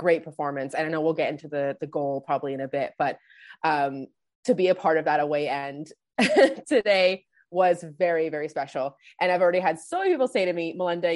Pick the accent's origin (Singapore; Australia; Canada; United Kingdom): Canada; I'm actually from Canada.